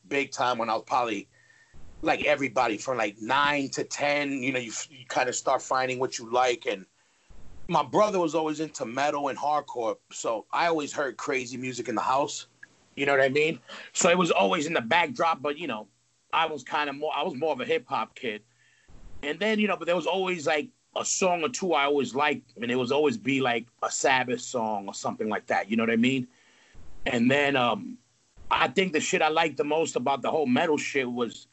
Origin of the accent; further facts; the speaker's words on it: New York City, New York, United States; also born or lived in Manhattan, New York; And then I moved to Queens when I was about six years old